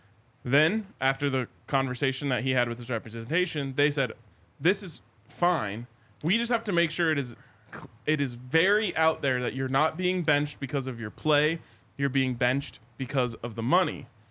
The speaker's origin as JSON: {"language": "English", "town": "Charlotte", "region": "North Carolina", "country": "United States", "said": "I was from Charlotte."}